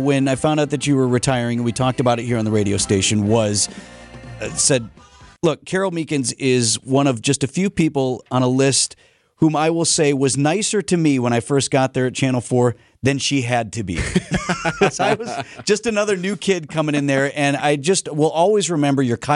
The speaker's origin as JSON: {"language": "English", "town": "Milwaukee", "region": "Wisconsin", "country": "United States", "tie": "born or raised there", "said": "as a kid who grew up here"}